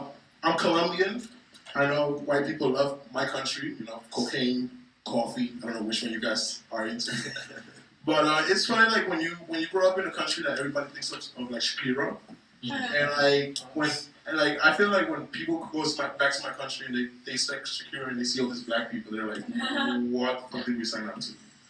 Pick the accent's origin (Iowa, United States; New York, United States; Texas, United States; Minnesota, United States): New York, United States; Growing up in New York is funny because like before it used to be gentrified, but by 90th, all white people used to get off.